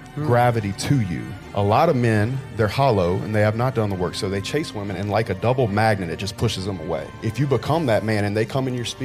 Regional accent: Miami, Florida, United States; There's things that you understand about the world growing up in Miami.

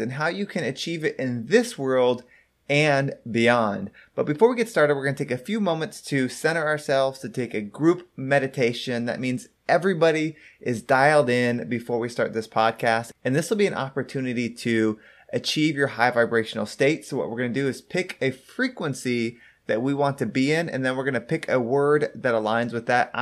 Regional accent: San Diego, California, United States; I was born in San Diego

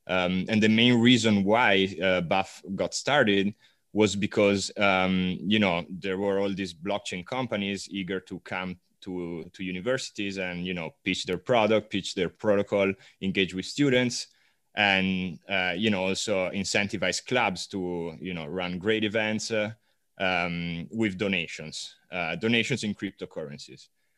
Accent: Milan, Lombardy, Italy; moved away as an adult; now in California, United States; I'm originally Italian. I'm from Milan. Studied economics in Italy, moved out to California about 3 years ago.

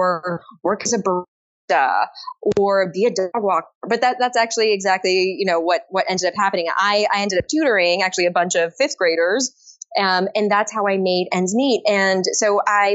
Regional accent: Japan; also born or lived in Paris, France; I was born in Paris, but I was raised primarily in Japan

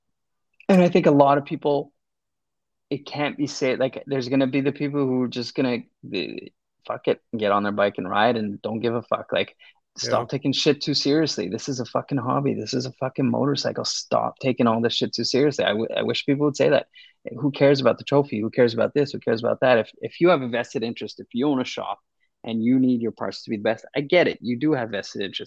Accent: Canada; I'm a Canadian.

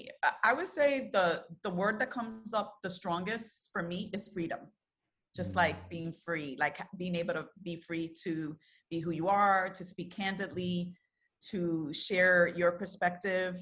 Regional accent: New York City, New York, United States; I'm born and raised in Brooklyn, you know, New York City girl

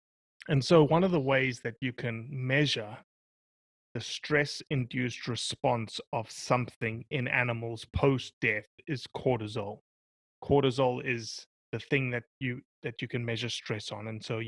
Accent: United States; making me as an American landowner of these public lands pay for access to these public lands.

